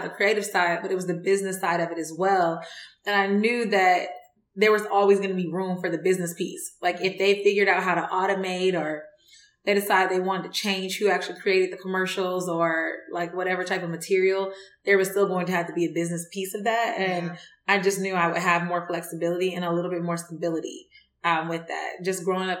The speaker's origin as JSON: {"language": "English", "town": "Atlanta", "region": "Georgia", "country": "United States", "said": "Well, I'm from Atlanta originally."}